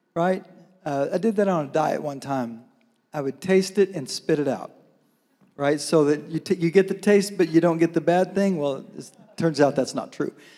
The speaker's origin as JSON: {"language": "English", "town": "Mena", "region": "Arkansas", "country": "United States", "tie": "born or raised there", "also_born_or_lived": "Fort Smith, Arkansas", "moved": "yes", "lives_now": "Bella Vista, United States", "said": "I was born in Fort Smith and I was raised in Mena."}